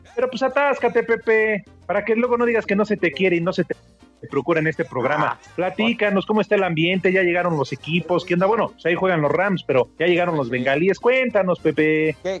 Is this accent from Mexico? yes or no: yes; Mexico City, Mexico; al menos en la Ciudad de México, acá por mi, por mi pueblo, por Azcapo